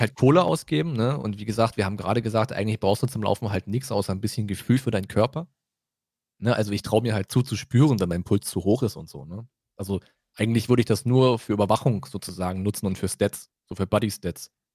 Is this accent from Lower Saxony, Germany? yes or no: no; Brandenburg, Germany; Bei uns in Brandenburg